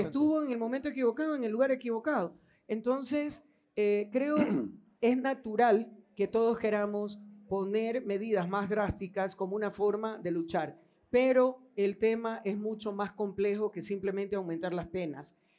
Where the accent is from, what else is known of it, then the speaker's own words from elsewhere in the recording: Ecuador; todos somos ecuatorianos